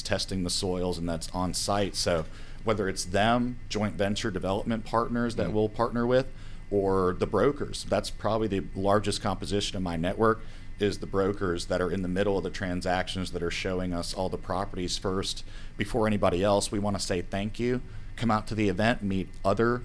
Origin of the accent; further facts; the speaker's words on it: Atlanta area, South Forsyth, Georgia, United States; also born or lived in New York; raised in the Atlanta area, sort of that South Forsyth area